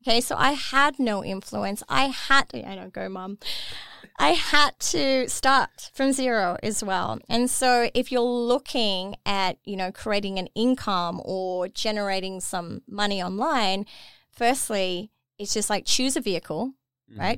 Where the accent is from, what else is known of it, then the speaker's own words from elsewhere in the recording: Dubai, United Arab Emirates; moved away as an adult; I was born and raised in Dubai